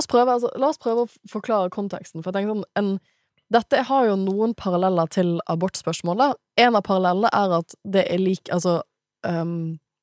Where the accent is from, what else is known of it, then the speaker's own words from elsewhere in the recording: Bergen, Vestland, Norway; jeg er fra Bergen